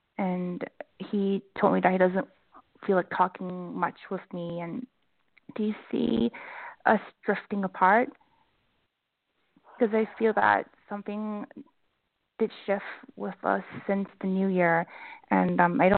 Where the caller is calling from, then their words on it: Vancouver, British Columbia, Canada; Hi, James. … from Vancouver.